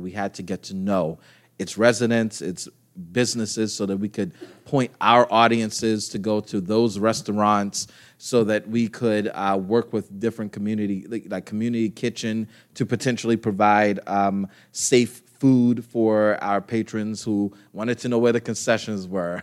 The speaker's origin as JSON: {"language": "English", "town": "Baltimore", "region": "Maryland", "country": "United States", "tie": "born or raised there", "moved": "as an adult", "lives_now": "Pittsburgh, United States", "said": "I'm a transplant to Pittsburgh, so I grew up in Baltimore"}